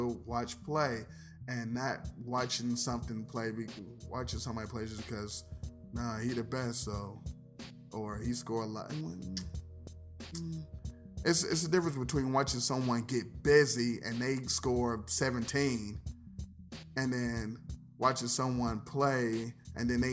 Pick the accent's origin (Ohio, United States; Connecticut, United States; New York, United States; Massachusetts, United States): Ohio, United States; I'm from Ohio